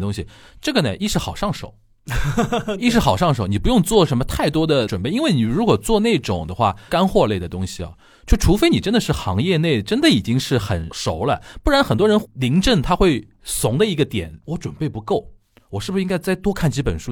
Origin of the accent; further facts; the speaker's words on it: Shanghai, China; 我是上海人，我聊很多上海文化的那些东西